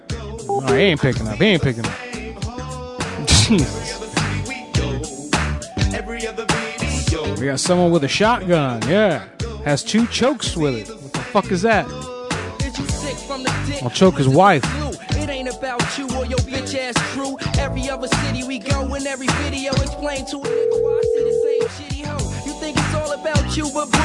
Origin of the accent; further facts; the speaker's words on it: Orlando, Florida, United States; When I was a kid, I was 17. I grew up in Orlando